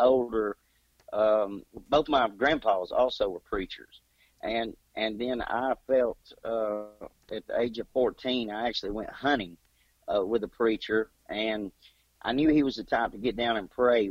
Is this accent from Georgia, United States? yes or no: yes; Clarksville, Georgia, United States; I was born in Habersham County, Clarksville, Georgia